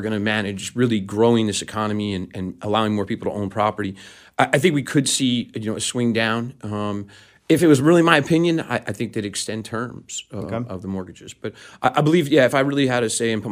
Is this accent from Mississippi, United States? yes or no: no; New York City, New York, United States; I was born and raised in New York City, in the boroughs of New York City, and grew up skateboarding in Manhattan.